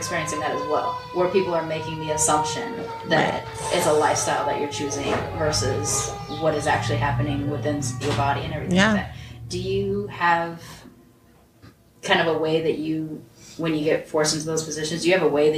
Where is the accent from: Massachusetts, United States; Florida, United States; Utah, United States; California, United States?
California, United States; Long Beach; Long Beach